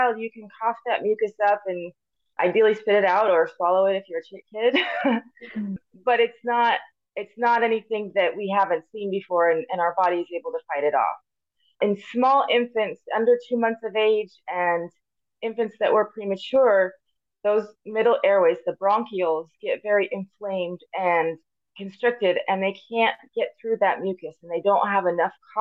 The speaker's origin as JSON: {"language": "English", "town": "Paradise", "region": "California", "country": "United States", "tie": "born or raised there", "also_born_or_lived": "Davis, California / Ohio / Loma Linda, California / Missouri", "said": "I was born at UC Davis and grew up here in Paradise Chico area"}